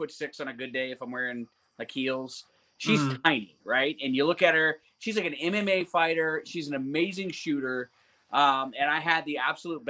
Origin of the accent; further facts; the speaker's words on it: Louisiana, United States; I grew up in Louisiana